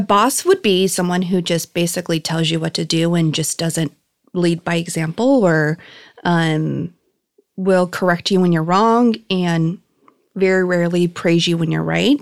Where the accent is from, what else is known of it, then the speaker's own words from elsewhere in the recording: Chino, California, United States; also born or lived in Norwalk / Downey; I loved growing up in Chino